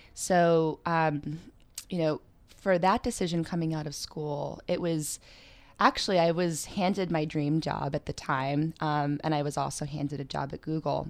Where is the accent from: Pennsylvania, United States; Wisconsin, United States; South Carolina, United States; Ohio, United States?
Pennsylvania, United States; now in New York City, United States; I'm originally from Pennsylvania